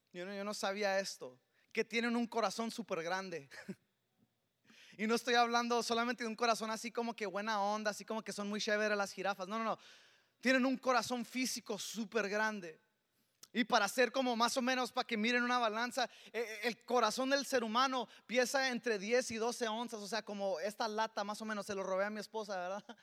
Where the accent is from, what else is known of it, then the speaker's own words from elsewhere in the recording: Mexico; Yo le robé a mi esposa también esta harina para las tortillas porque soy mexicano. Y como buen mexicano jamás faltan las tortillas en casa, ¿verdad?